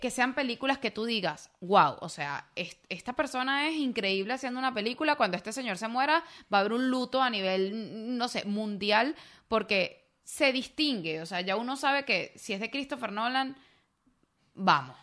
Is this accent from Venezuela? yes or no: yes; Venezuela